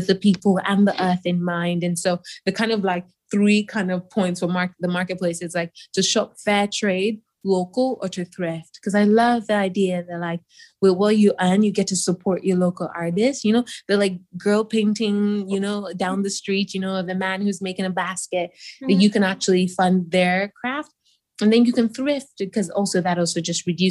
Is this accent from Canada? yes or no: no; Nigeria; I grew up in Nigeria